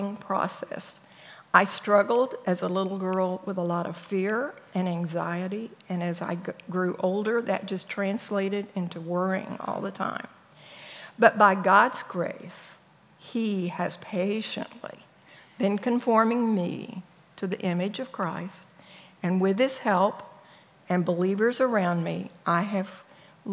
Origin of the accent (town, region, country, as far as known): El Paso, Texas, United States; born or raised there